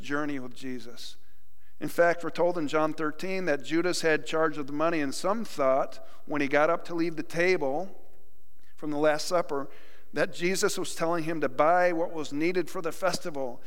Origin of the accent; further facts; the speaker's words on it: New York, United States; moved away; my home state